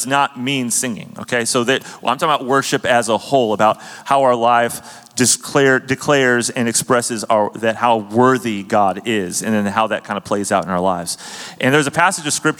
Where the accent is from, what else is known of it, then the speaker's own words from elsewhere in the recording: California, United States; moved away as an adult; also born or lived in Germany; growing up in California as a kid